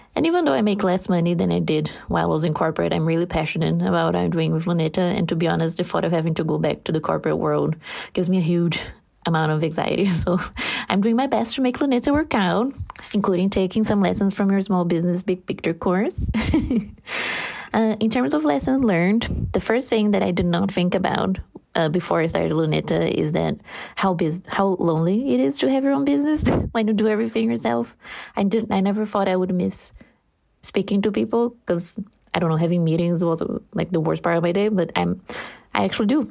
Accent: Brazil; English is a second language; 'cause I'm Brazilian, so English is not my first language

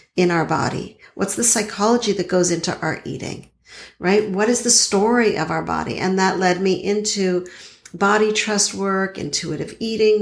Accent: Montreal, Quebec, Canada; now in Boston, United States; I now live in Boston, but I grew up in Montreal

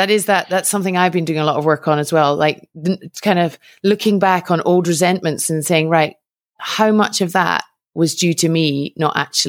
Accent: United Kingdom; moved away as an adult; from the perspective of a Brit who has lived abroad now for 12 years, and having been home very recently

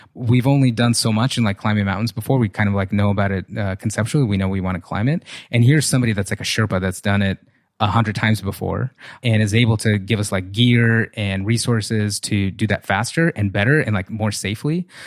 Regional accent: Russia; now in United States; I came from, I grew up in Russia, like, super poor

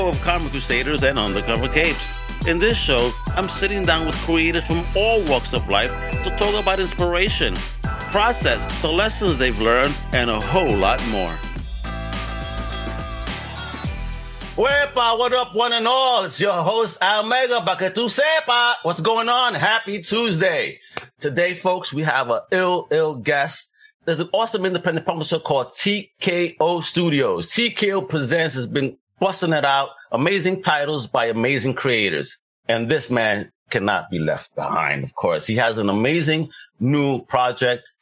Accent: Puerto Rico; now in Florida, United States; I'm Puerto Rican

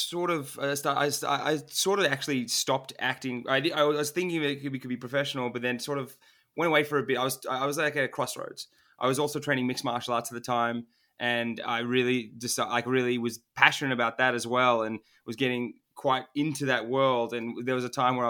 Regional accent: Melbourne, Victoria, Australia; first language Turkish; English is a second language; I was born in Melbourne, Australia, so I'm first generation

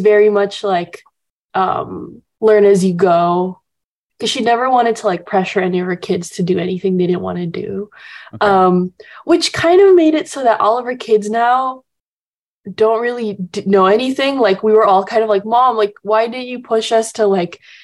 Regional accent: Jakarta, Indonesia; now in Los Angeles, United States; my dad's from Texas and my mom's Indonesian, um, and so I grew up kind of just like b- all, born and raised in Indonesia

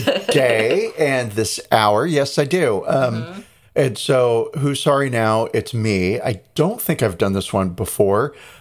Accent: United States

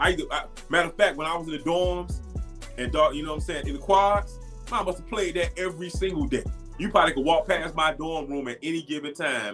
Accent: Miami, Florida, United States; moved away; growing up in Miami

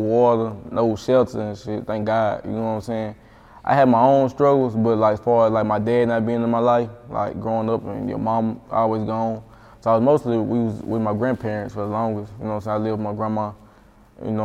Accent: Jackson, Mississippi, United States; moved away; Jackson, my hometown

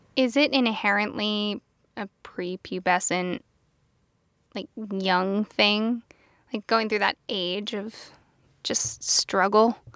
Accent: Pennsylvania, United States; I am from Pennsylvania

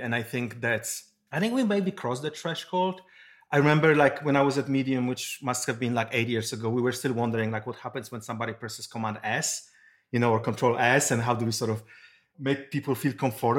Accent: Poland; now in Silicon Valley, United States; I'm originally from Poland. I moved to Silicon Valley long time ago

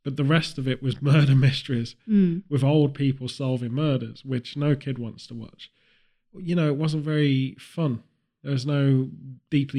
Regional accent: United Kingdom

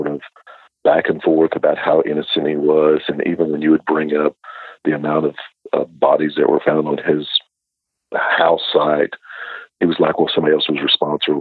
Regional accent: Bootheel of Missouri, United States; moved away as an adult; now in Alabama, United States; as a child growing up in the Boot Hill of Missouri

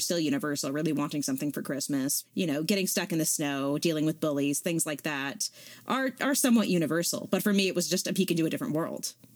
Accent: Southern California, United States; I grew up in Southern California.

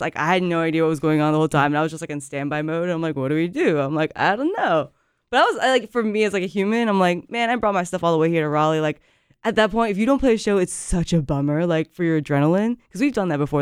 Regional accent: Japan; moved away as an adult; now in Carrboro, United States; I grew up, like I said, I grew up in Japan. I moved here

